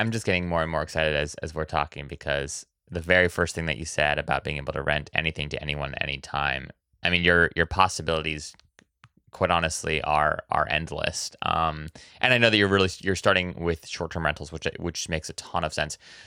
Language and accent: English; Oahu, Hawaii, United States; moved away as an adult; I was actually born and raised on Oahu